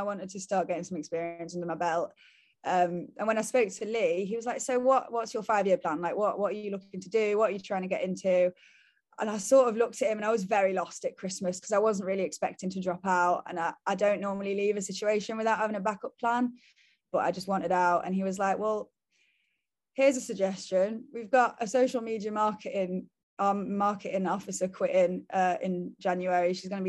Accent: France; It's amazing. I grew up in France as well, so they've actually done such a good representation of like the English to France community

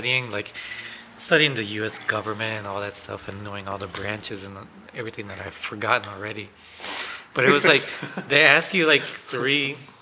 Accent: Kenosha, Wisconsin, United States; also born or lived in Guatemala; now in Racine, United States; We're in Kenosha. We grew up in Kenosha

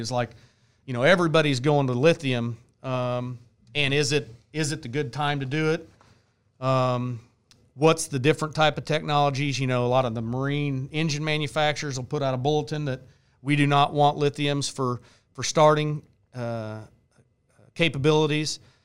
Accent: Bonner Springs, Kansas, United States; I'm from Bonner Springs, Kansas

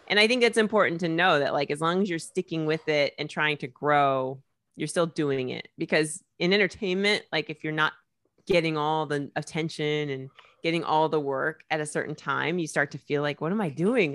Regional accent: Indianapolis, Indiana, United States; moved away as an adult; now in New York, United States; Indiana, Indianapolis, Indiana

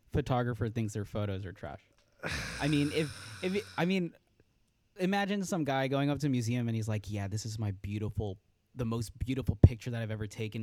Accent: Los Angeles, California, United States; I was born and raised in Los Angeles, California.

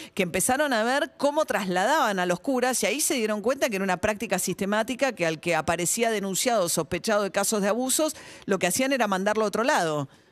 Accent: Argentina; como argentina

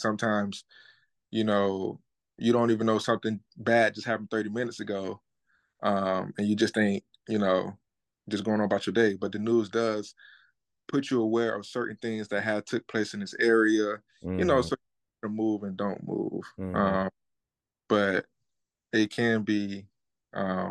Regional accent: Florida, United States; I'm from Florida too as well

